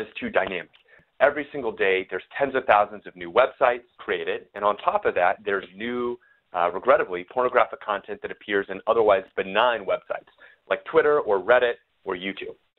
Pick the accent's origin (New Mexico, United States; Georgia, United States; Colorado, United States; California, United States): New Mexico, United States; now in Austin, United States; I'm from New Mexico, so I'm more of a New Mexican food guy